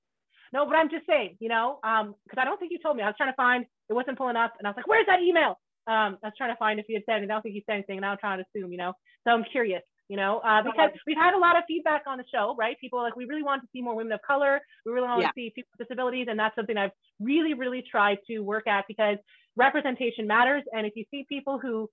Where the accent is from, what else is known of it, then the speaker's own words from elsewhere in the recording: Canada; I grew up in a really, like, I'm from Canada, and it's really rural, it's very country, very Mennonite